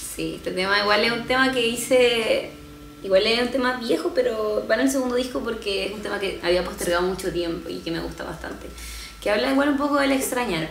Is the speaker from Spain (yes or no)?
no; southern Chile, Chile; now in Santiago, Chile; estoy viajando a a mi familia, volviendo a mi tierra